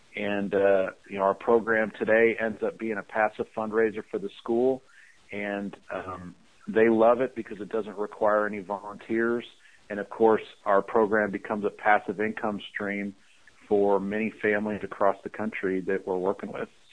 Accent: Chicago, Illinois, United States; I shoveled snow growing up in the Chicago area

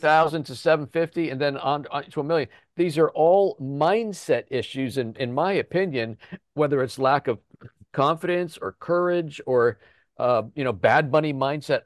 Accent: Chester County, Pennsylvania, United States; we're from Chester County

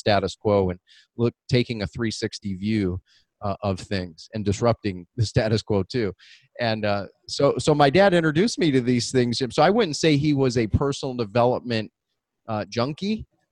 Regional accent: Detroit, Michigan, United States; We grew up in Southwest Detroit inner city

